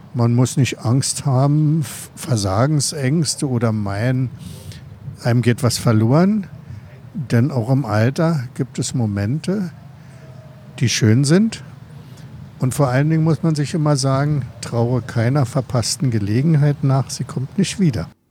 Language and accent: German; Berlin, Germany; Im Ostteil der Stadt bin ich ja groß geworden